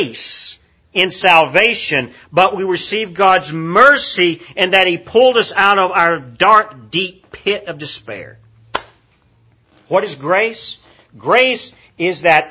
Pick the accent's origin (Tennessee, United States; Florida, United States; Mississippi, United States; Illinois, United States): Tennessee, United States; Kingsport; now in Cookeville, United States; Kingsport, Tennessee is my hometown where I grew up